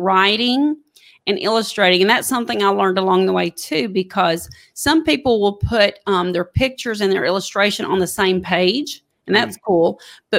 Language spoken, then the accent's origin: English; East Texas, United States; now in Alabama, United States; I was raised in East Texas